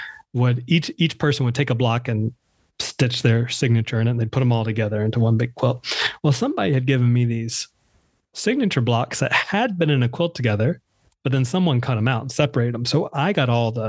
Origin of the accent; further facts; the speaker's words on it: North Carolina, United States; moved away as an adult; now in Brooklyn, New York, United States; my home state of North Carolina